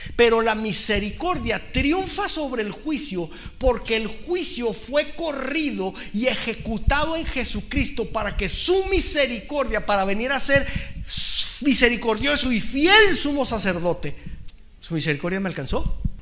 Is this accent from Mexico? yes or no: yes; Mexico; como mexicanos